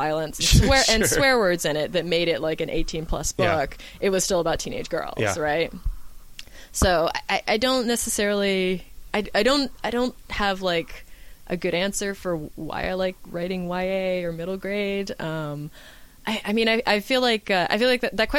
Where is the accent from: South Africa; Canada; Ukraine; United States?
Canada; I read Tintin and Asterix growing up, being Canadian